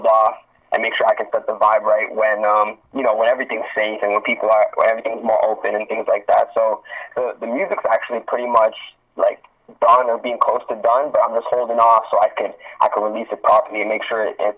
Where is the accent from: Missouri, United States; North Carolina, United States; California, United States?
Missouri, United States; Branson; all that. I'm from Branson. I'm a rapper, man.